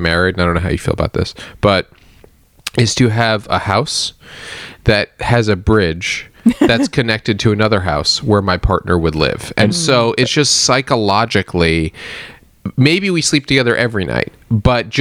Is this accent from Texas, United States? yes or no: no; New York, United States; moved away as an adult; also born or lived in Nashville; now in Burbank, United States; I grew up in New York